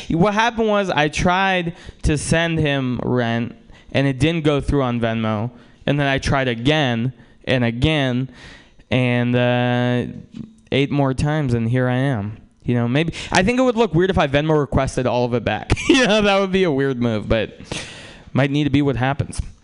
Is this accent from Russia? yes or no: yes; Russia; now in United States; I'm from Russia, and uh, uh, some of my family is from Ukraine